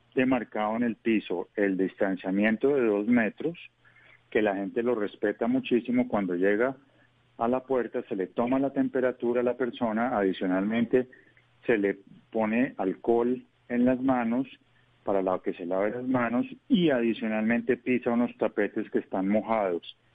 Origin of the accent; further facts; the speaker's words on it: Colombia; como colombiano